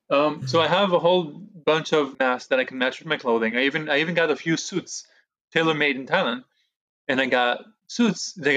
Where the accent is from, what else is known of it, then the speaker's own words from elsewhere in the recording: New York, United States; when people kept asking me where I'm from, I made it a point to say I'm from New York. Uh, that was my answer. If you know where New, that New York is in the United States, you know that I'm also American.